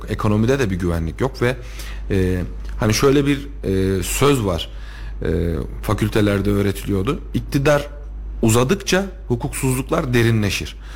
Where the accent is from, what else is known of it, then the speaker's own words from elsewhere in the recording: Tomarza, Kayseri Province, Turkey; Hani bir ya ben Tomarzalıyım. Tomarza'dan bir terörist çıkar mı diye söyledim. Yani buradan bura, bu yörede burada büyümüş birisinden bir terörist çıkar mı diye diye söyledim.